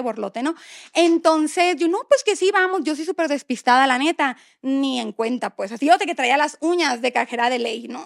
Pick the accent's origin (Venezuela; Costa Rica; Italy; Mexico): Mexico; Hermosillo, Sonora; moved away as an adult; also born or lived in Monterrey; Somos de Hermosillo, para los que no sepan, pero vivíamos en Monterrey